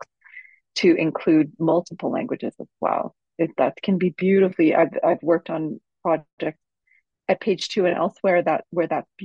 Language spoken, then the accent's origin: English; Montreal, Quebec, Canada; moved away; also born or lived in British Columbia; I grew up in Montreal, and I grew up speaking French and English, both